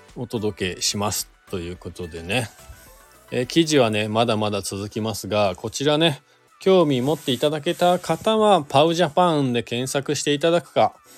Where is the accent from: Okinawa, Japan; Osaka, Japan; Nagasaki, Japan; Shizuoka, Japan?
Shizuoka, Japan; now in Hakuba, Japan; 地元が僕、静岡県なんですけど